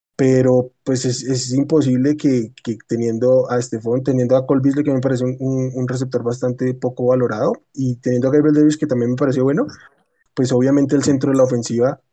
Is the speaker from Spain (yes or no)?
no; Colombia; acá en Colombia